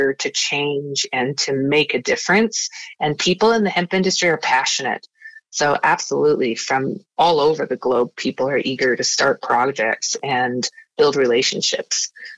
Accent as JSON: {"language": "English", "region": "Wyoming", "country": "United States", "moved": "as an adult", "lives_now": "Utah, United States", "said": "I'm from Wyoming and I moved to Utah."}